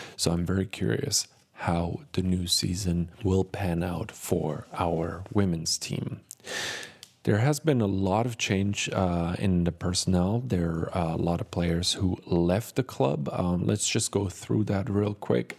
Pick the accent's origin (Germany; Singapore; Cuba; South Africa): Germany; Cologne, North Rhine-Westphalia; moved away as an adult; now in Providence, United States; After three years of living in the U S, I finally visited my hometown again